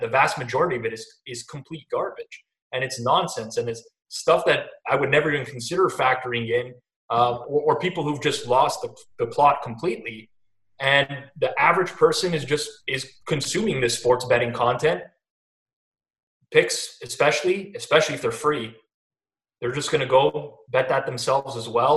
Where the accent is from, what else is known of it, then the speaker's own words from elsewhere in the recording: Toronto, Ontario, Canada; I grew up in Toronto, outskirts of Toronto, uh, and I've lived here my whole life